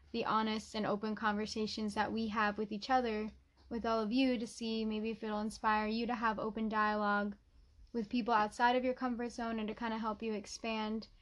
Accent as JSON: {"language": "English", "region": "New Jersey", "country": "United States", "said": "I'm 23. I'm from New Jersey, and I'm white"}